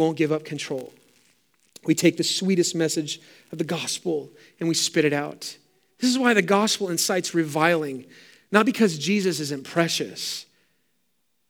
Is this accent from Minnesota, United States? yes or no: no; San Francisco Bay Area, Sonoma County, California, United States; Growing up in the San Francisco Bay Area, as you probably know, I've said it many times, but I lived in Sonoma County wine country